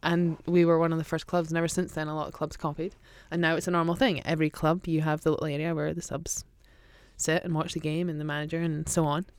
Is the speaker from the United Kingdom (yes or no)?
yes; Aberdeen, Scotland, United Kingdom; I grew up with a home team, and I grew up in Aberdeen